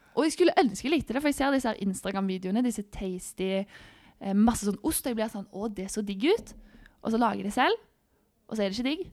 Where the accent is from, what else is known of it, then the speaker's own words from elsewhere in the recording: Stavanger, Rogaland, Norway; moved away as an adult; also born or lived in Sola / Gran Canaria; jeg er fra Stavanger